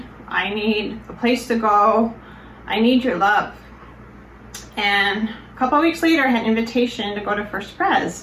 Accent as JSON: {"language": "English", "region": "Colorado", "country": "United States", "tie": "born or raised there", "said": "I grew up in Colorado and was very involved in my church."}